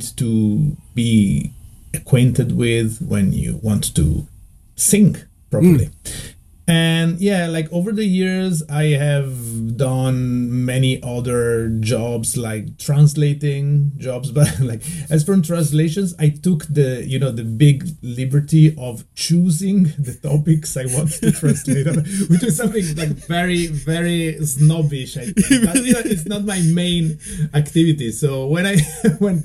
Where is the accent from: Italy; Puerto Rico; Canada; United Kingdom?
Italy; Udine, Friuli-Venezia Giulia; English is a second language; moved away as an adult; also born or lived in Venice, Italy; now in Tokyo, Japan; I was born in Udine. Okay. Which is, like my hometown.